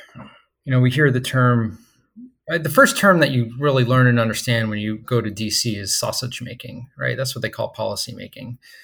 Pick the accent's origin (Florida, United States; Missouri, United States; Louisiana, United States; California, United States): Florida, United States; Stuart; also born or lived in Mobile, Alabama; I grew up on, um, the East Coast of Florida, a place called Stewart